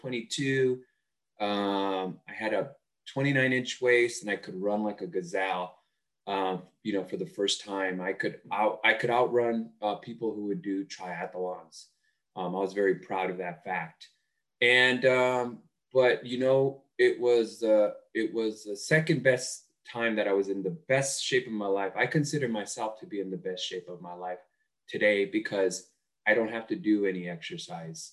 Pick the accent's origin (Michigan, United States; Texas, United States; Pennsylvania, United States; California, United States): California, United States; Los Angeles; I grew up in East Los Angeles.